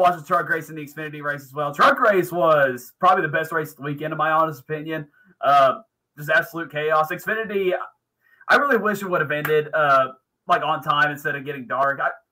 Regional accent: United States; moved away; It takes me 4.5 hours to get from here to my hometown, John City, every month to go see my dad

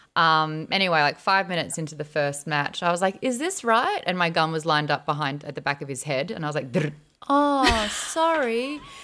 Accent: Australia; I, as an Australian

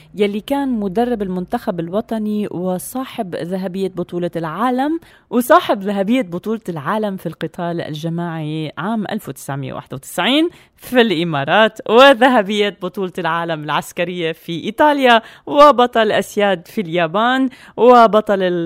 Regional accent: Syria

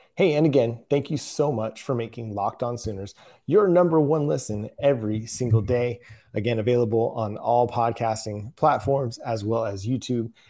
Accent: Texas, United States; moved away as an adult; now in Oklahoma, United States; I am from Texas

